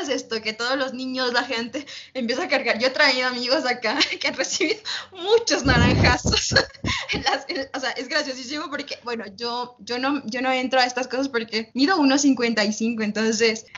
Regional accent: Uyumbicho, Pichincha, Ecuador; yo vivo cerca de la, de la capital, Quito, vivo las afueras. Y, bueno, nosotros yo vi mi pueblito, yo digo pueblito, ¿no? se llama Uyumbicho

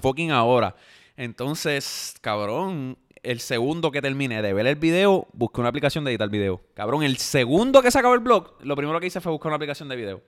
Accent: Yauco, Puerto Rico; soy de Yauco, tengo 25 años

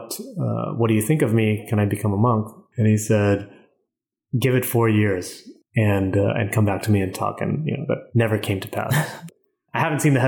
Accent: California, United States; also born or lived in Vietnam; I live in LA now. I just moved here about a month ago, but I'm originally from California

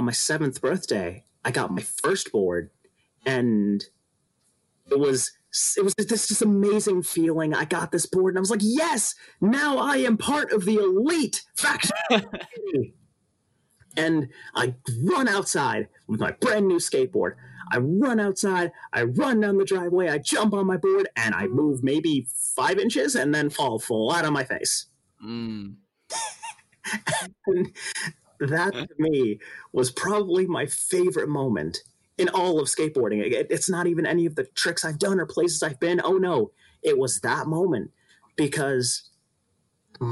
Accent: Los Angeles, California, United States; I am from Los Angeles, California

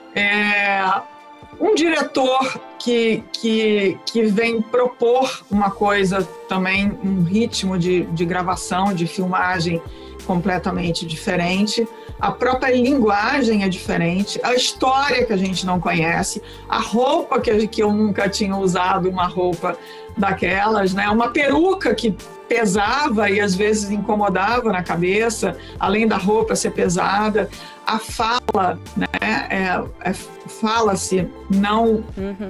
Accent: Rio Grande do Sul, Brazil; eu sou do Rio Grande do Sul, eu nasci no Rio Grande do Sul, onde você fala o tu, você não fala você

